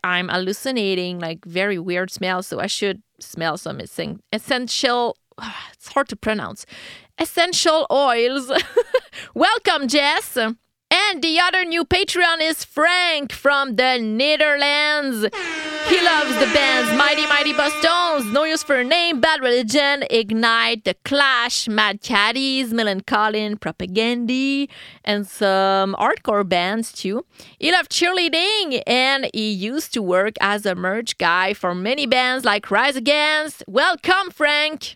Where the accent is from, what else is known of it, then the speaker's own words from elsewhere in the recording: Quebec, Canada; I'm from Quebec in Canada